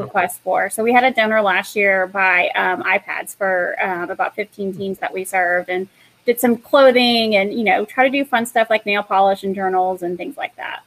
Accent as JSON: {"language": "English", "town": "Knoxville", "region": "Tennessee", "country": "United States", "tie": "born or raised there", "moved": "yes", "said": "my hometown is in Knoxville, Tennessee."}